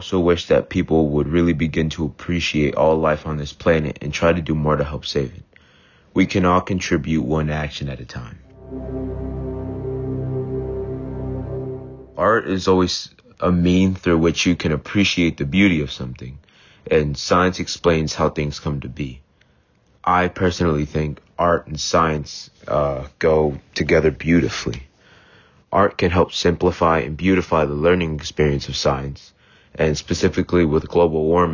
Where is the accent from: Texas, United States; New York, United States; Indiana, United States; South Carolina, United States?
Texas, United States; Austin; I'm from Austin, Texas